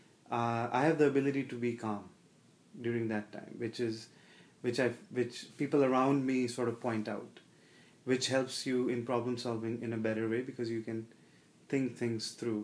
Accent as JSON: {"language": "English", "country": "India", "tie": "born or raised there", "moved": "yes", "said": "I grew up in India"}